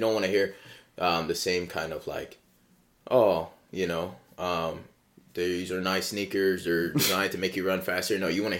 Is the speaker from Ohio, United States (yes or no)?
yes; Cincinnati, Ohio, United States; I was born in Ohio. I was born here, but my mom wasn't.